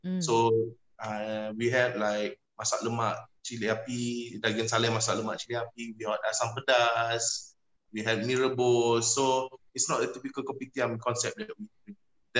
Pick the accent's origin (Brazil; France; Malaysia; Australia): Malaysia; Selangor; also born or lived in Johor Bahru; So I was born in JB, and then my mother, she was a custom officer, so she had to change